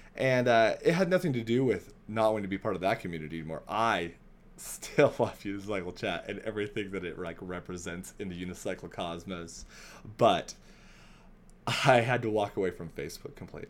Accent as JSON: {"language": "English", "town": "Spokane", "region": "Washington", "country": "United States", "tie": "born or raised there", "said": "Spokane, my hometown."}